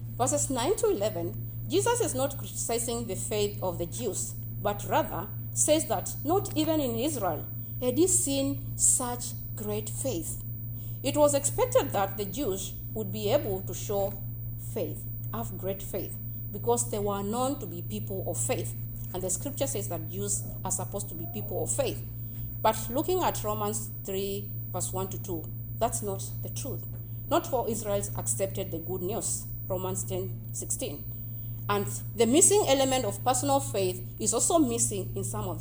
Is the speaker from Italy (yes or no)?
no; Kenya; moved away; I am from Kenya. And in our culture back in Kenya